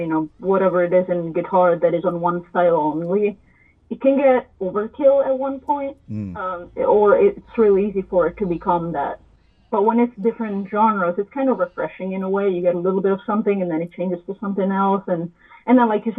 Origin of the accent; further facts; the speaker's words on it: Italy; moved away as an adult; also born or lived in Boston; I'm from Italy and I wanted to make a career with music. So I went to Berklee College of Music in Boston.